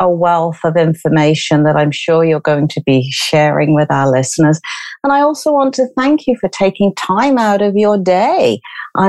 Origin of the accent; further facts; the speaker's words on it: United Kingdom; being British